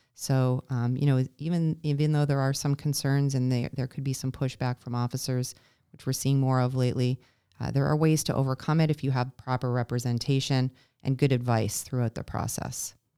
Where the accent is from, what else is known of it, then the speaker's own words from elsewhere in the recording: Toronto area, Ontario, Canada; moved away as an adult; now in United States; I was born and raised in Canada, in the Toronto area